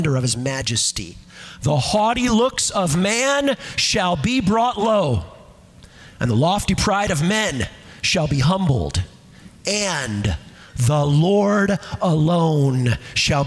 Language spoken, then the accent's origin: English; Los Angeles, California, United States; moved away as an adult; also born or lived in Washington State; now in Wisconsin, United States; I grew up in Southern California in the San Fernando Valley, surrounded by those Santa Ana foothills.